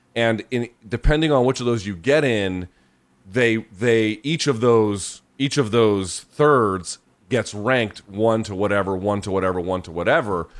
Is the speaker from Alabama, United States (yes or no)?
no; Georgia, United States; I grew up in Georgia